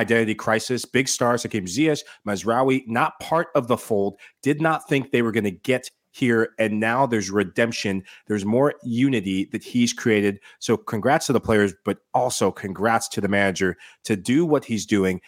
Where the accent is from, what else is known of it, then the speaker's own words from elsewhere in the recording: Sierra Leone; my home country is Sierra Leone